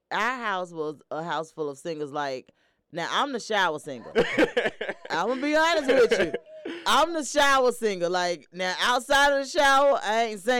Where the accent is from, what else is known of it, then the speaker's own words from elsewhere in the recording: Atlanta, Georgia, United States; I'm actually from here from Atlanta, Georgia.